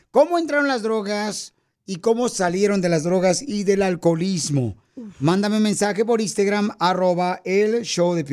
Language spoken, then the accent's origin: Spanish; Mexico; now in Santa Paula, United States; Porque qué venimos de México a Santa Paula, Estados Unidos.